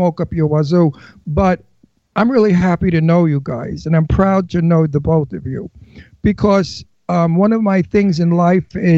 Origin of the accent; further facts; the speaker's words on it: New York City, New York, United States; I was born in Red Hook in the Brooklyn Projects.